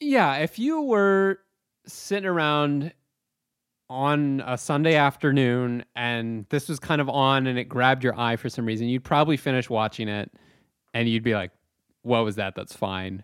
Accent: Chatham, Ontario, Canada; I was back home in my hometown of Chatham, Ontario.

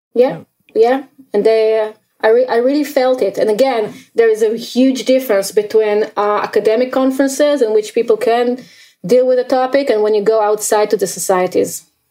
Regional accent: Israel; growing up in Israel

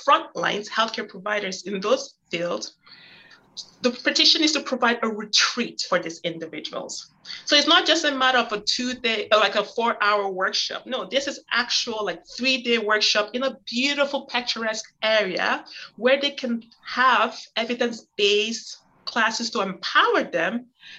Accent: Canada; I'm Canadian

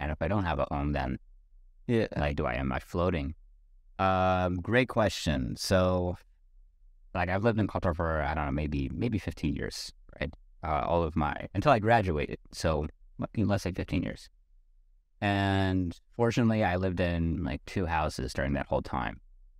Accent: New York, United States; born there; Like, we'll say, oh yeah, I'm from New York. Really? And they started speaking to me like I'm a New Yorker, and then I realized, oh wait, maybe I'm not exactly from New York. I guess I was born there.

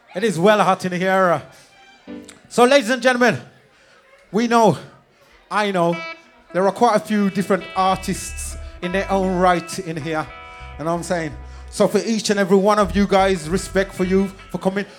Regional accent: Birmingham, West Midlands, United Kingdom; We are from Birmingham

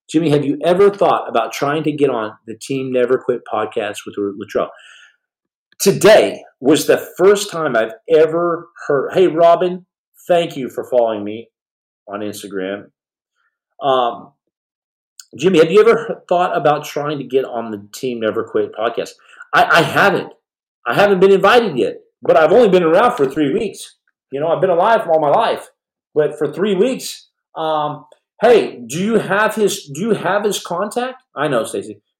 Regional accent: Australia; I'm from Australia.

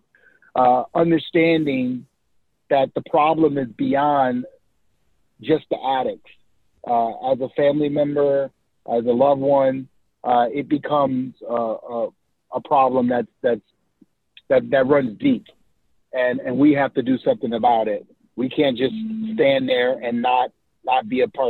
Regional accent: New Orleans, Louisiana, United States; So I'm from New Orleans, Louisiana. Grew up in two rough parts of town, born and raised in the Third Ward

